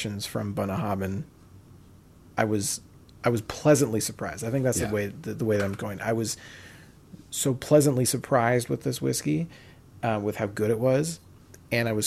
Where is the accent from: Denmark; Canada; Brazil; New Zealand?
Canada; we're Canadian